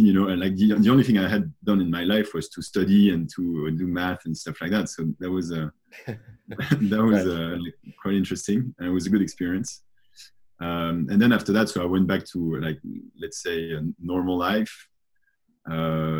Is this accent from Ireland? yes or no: no; France; I grew up in France